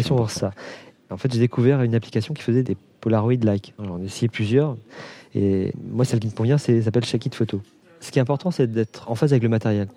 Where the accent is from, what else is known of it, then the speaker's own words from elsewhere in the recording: Brittany, France; moved away as an adult; now in Réunion, France; je suis originaire de Bretagne